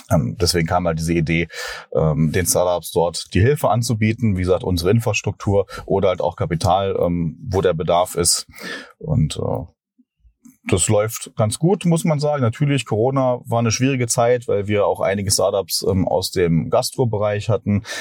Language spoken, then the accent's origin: German; Berlin, Germany; ich komme hier aus Berlin